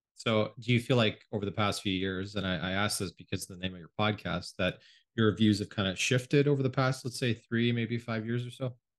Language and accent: English; Canada; also born or lived in United States; I grew up mostly in Canada. It's where I live now.